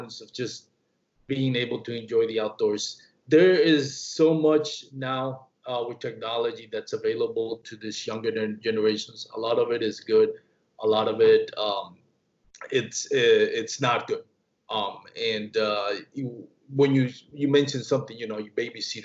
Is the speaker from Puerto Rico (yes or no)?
yes; Puerto Rico; I grew up in Puerto Rico.